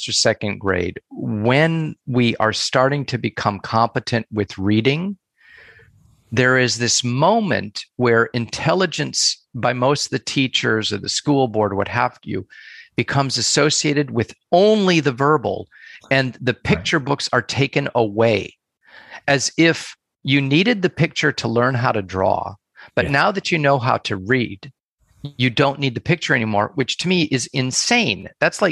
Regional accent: United States; also born or lived in Asia / Europe; I am American, born and raised, and have spent most of my life in the United States

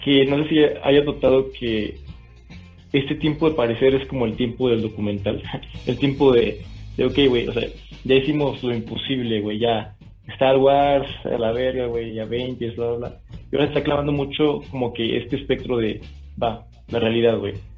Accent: Monterrey, Nuevo León, Mexico; yo soy de Monterrey

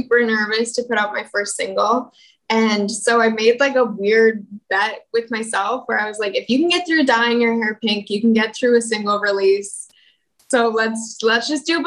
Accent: Calgary, Alberta, Canada; moved away; also born or lived in Toronto; I was born and raised in Calgary, Alberta

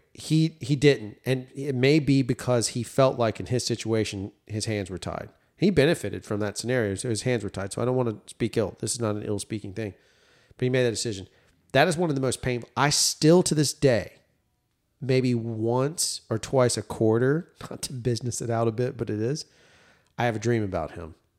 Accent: the South, United States; As a Southerner

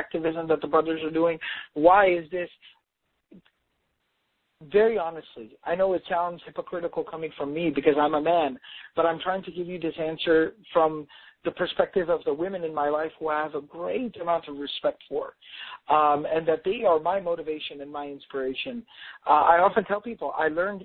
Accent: Dallas, Texas, United States; I'm from Dallas, so we have a lot of corporations and, you know, corporate work settings here

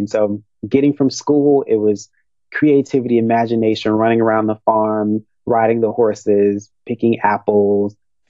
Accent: Rossville, Tennessee, United States; now in Los Angeles, United States; So I born and raised in Tennessee. I grew up on my grandparents' farm in Rossville, Tennessee. That's about 30 minutes outside of Memphis.

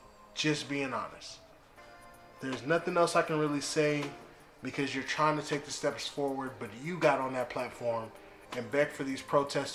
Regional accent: Atlanta, Georgia, United States; also born or lived in Decatur, Georgia; I was born in Decatur, Georgia. I grew up in Atlanta. My Dukes worked in Atlanta. I ran the streets in Atlanta.

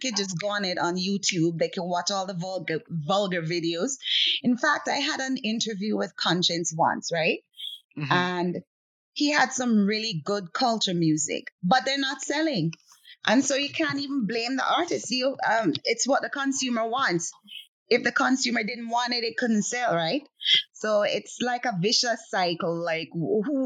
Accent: Jamaica; moved away; a Jamaican living over here

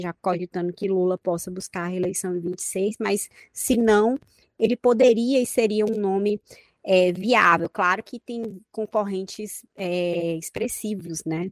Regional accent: Piauí, Brazil; nós, eu e o Vitor somos do Piauí

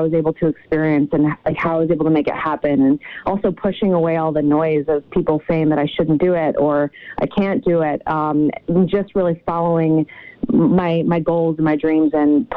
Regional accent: Connecticut, United States; I'm from Connecticut originally.

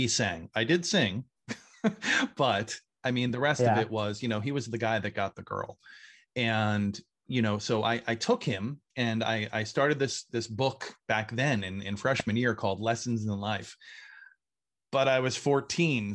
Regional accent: Hopatcong, New Jersey, United States; I grew up in Lake Opatcong, New Jersey, biggest lake in the state. Didn't really grow up here, but I moved here when I was 11

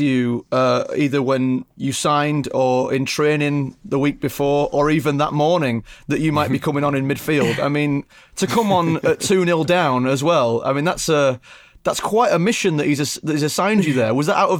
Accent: Leeds, Yorkshire and the Humber, United Kingdom; Born and bred in Leeds, been a Leeds fan all my life.

